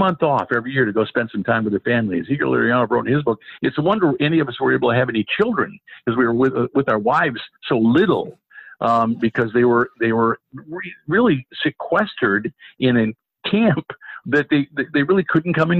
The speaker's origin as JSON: {"language": "English", "town": "Detroit", "region": "Michigan", "country": "United States", "tie": "born or raised there", "said": "that's my hometown, Detroit"}